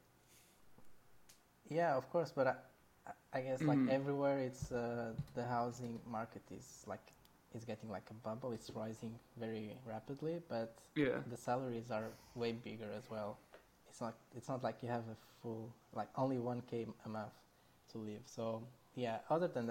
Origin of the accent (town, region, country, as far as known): Portugal